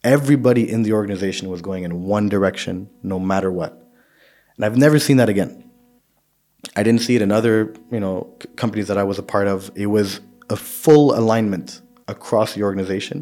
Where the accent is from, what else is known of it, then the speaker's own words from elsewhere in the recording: Saudi Arabia; I grew up in Saudi, so for me, Saudi is the closest